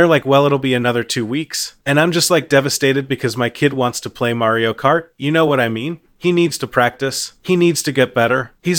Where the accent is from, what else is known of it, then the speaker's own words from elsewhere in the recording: Midwest, United States; Well, I'm from the Midwest originally.